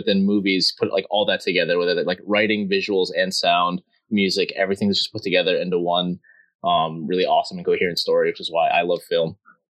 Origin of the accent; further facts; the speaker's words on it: Columbus, Ohio, United States; moved away as an adult; now in New Jersey, United States; originally from, I guess we're all best friends from Ohio, but currently I'm in New Jersey.